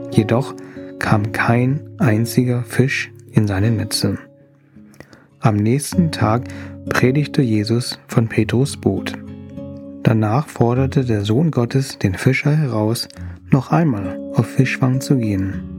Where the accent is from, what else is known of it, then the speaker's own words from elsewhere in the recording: Thailand; ich freue mich, dass du zuhörst. Als Thailänder fühle ich mich geliebt, wenn mir jemand gutes Essen gibt.